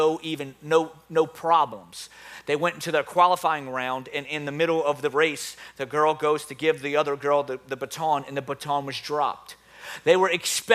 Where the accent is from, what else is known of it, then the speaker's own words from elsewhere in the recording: New Orleans, Louisiana, United States; accent: New Orleans; my New Orleans accent